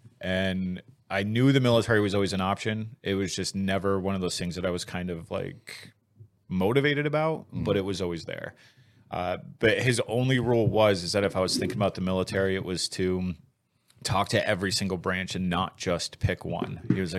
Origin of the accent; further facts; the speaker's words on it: Virginia, United States; born there; also born or lived in Scotland / South Carolina; Grew up all over. So my dad was in the Navy. Okay. So I had that typical Navy life of just kind of bouncing all around. I was born in Virginia, then moved to Scotland where my other brother was born, and then went to South Carolina